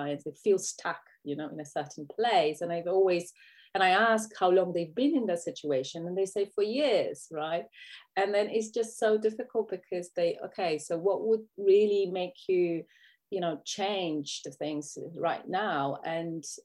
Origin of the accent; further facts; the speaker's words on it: Poland; English is a second language; now in United Kingdom; I live in UK, but that's not my home country. My home country is Poland.